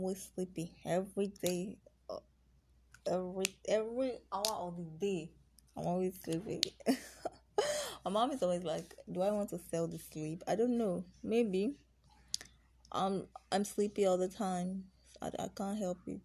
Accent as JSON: {"language": "English", "region": "Anambra", "country": "Nigeria", "said": "I'm Igbo. I'm from Anambra"}